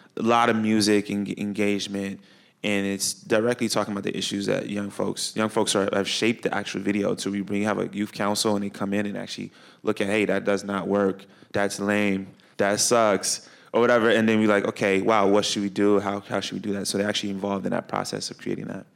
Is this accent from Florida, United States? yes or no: no; Chicago, Illinois, United States; moved away; I grew up in Chicago.